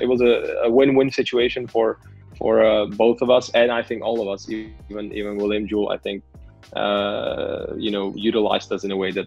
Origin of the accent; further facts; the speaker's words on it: Prague, Czechia; moved away as an adult; also born or lived in Kansas City, Missouri; I'm from Prague, Czech Republic, which is in Central Europe